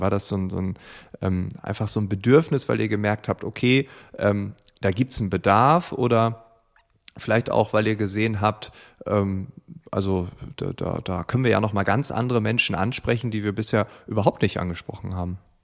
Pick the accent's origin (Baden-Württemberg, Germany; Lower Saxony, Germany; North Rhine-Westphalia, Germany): Lower Saxony, Germany; East Frisia; now in Berlin, Germany; ich komme ja selbst aus Ostfriesland